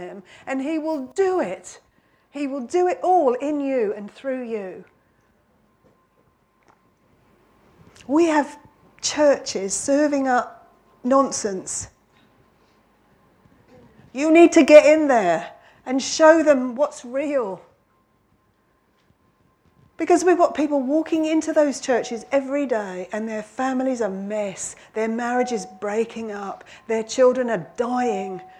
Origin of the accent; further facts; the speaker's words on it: London, United Kingdom; now in Warwickshire, United Kingdom; I come from London, but I come from a little village